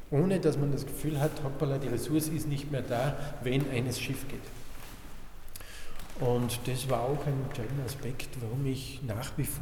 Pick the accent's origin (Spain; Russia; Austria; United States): Austria; Salzburg; ich komme aus Salzburg, aus einem kleinen Dorf in der Nähe von Salzburg.